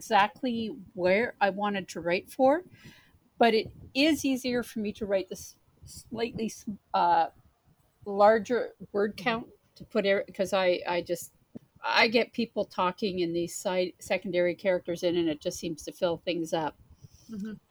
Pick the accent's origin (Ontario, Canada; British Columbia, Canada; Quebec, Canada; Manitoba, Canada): Ontario, Canada; Brockville; moved away as an adult; also born or lived in Winnipeg / Toronto; I grew up in Brockville